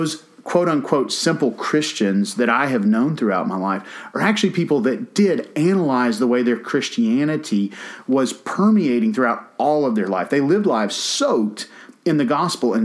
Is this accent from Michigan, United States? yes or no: no; Georgia, United States; I'm from Georgia.